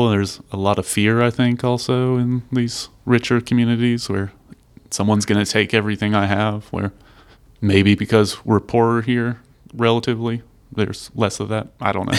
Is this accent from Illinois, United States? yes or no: no; Richardson, Texas, United States; I'm from Richardson